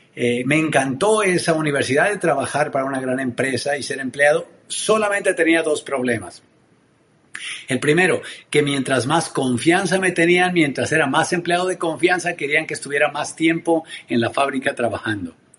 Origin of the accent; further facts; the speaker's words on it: Tenancingo, Mexico; soy mexicano oriundo de un pueblo hermoso en el interior de mi país que se llama Tenancingo. Ahí crecí